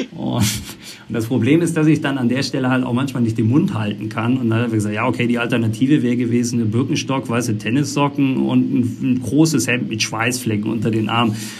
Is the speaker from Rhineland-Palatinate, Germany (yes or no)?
yes; Eisenschmitt, Rhineland-Palatinate, Germany; moved away; ich komme äh, aus der Eifel, Eisenschmidt der Ort